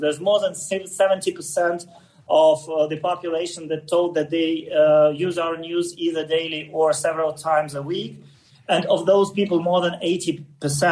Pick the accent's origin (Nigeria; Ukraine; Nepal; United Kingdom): Ukraine; first language Russian; English is a second language